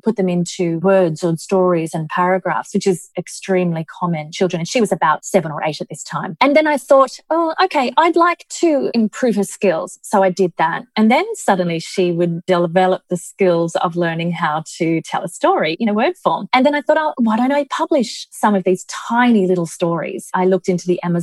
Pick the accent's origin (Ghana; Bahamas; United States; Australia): Australia; moved away as an adult; now in Dubai, United Arab Emirates; we come from Australia